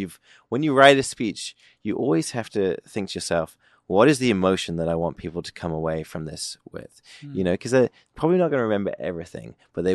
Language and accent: English; United Kingdom; I'm British.